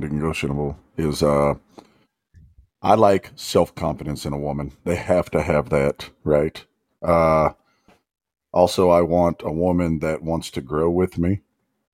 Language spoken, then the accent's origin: English; Texas, United States; I'm from Texas. I'm just a good old boy here.